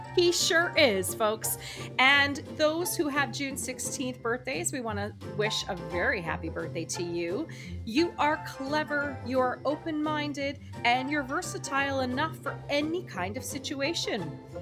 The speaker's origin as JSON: {"language": "English", "region": "New Brunswick", "country": "Canada", "said": "I'm from New Brunswick"}